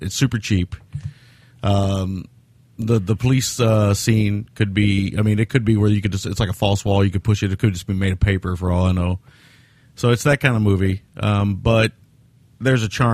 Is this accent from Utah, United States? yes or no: no; Kentucky, United States; I'm from Kentucky